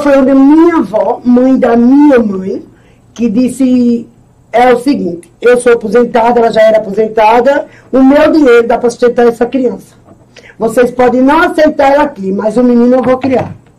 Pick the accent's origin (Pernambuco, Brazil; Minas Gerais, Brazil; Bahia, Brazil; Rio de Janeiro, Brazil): Pernambuco, Brazil; Itambé; Eu nasci aqui em Itambé